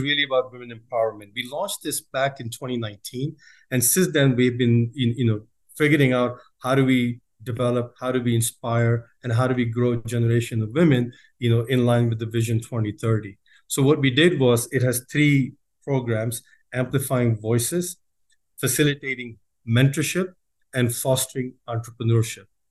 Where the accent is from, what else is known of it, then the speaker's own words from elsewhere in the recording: United States; moved away as an adult; also born or lived in Chicago / Pakistan; now in Saudi Arabia; I grew up in, uh, in the States